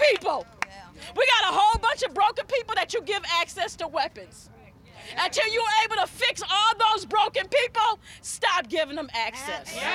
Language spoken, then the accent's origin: English; Memphis, Tennessee, United States; moved away as an adult; now in Nashville, United States; I'm originally from Memphis